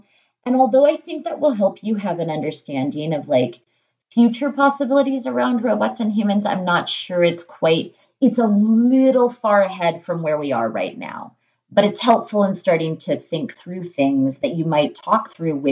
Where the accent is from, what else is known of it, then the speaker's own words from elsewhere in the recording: Alaska, United States; And I grew up in Alaska out in the middle of nowhere